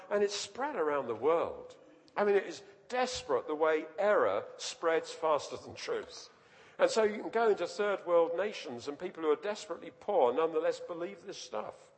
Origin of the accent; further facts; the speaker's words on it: London, United Kingdom; I was, was born and grew up in London, and just near where I lived, there was the City of London Cemetery